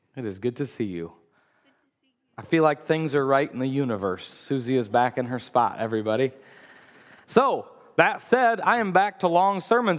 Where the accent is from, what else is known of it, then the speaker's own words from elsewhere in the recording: United States; as American Christians